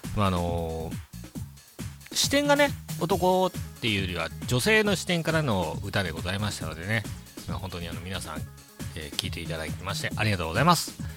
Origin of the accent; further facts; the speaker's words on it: Ishinomaki, Miyagi, Japan; 僕もあの、地元が石巻